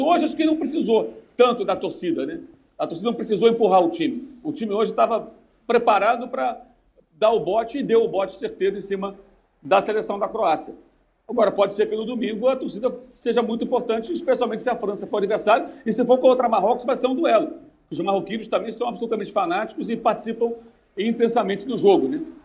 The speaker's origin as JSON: {"language": "Portuguese", "country": "Brazil", "said": "Nós somos brasileiros"}